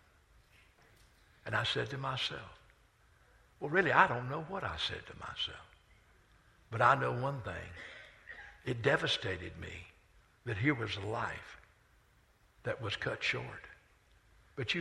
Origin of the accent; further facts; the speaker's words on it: Rock Hill, South Carolina, United States; I grew up on Main Street in Rock Hill